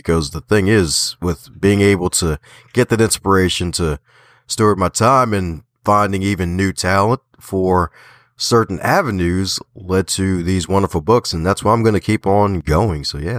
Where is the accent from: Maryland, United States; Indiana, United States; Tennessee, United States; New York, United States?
Maryland, United States; Baltimore; I'm like, I'm from Baltimore. Don't worry. Just because I put the T in there, I'm still from Baltimore here.